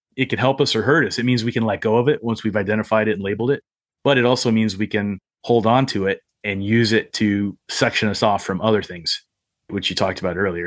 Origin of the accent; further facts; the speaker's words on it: Appalachia, United States; also born or lived in Arizona; I grew up in Appalachia